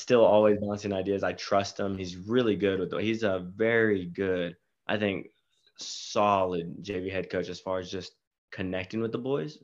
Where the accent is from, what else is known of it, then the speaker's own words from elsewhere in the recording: Marble Falls, Texas, United States; moved away as an adult; now in Oklahoma, United States; I'm actually from Aus-, Marble Falls, Texas, uh, near the Austin area.